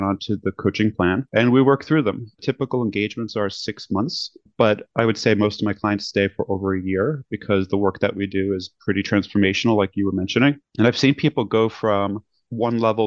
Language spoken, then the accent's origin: English; New York City, New York, United States; moved away as an adult; also born or lived in Manhattan, New York / California; now in Los Angeles, United States; I grew up in Brooklyn looking at Manhattan